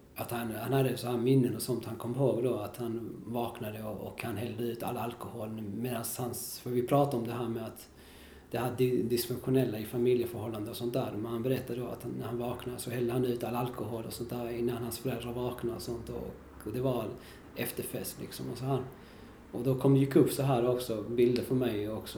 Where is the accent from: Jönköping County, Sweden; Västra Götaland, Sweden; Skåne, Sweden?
Skåne, Sweden; Kristianstad; also born or lived in Valparaíso, Chile / Viña del Mar, Chile; vi flyttade till Skåne, till ett ställe som heter Kristianstad